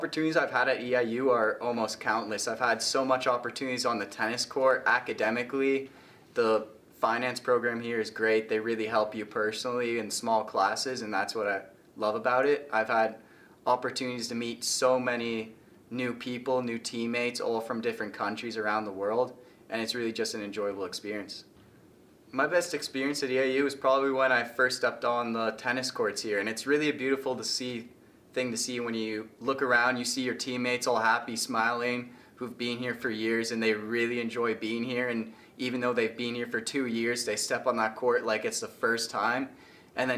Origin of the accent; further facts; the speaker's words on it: Toronto, Ontario, Canada; moved away as an adult; now in Illinois, United States; I'm from Toronto, Canada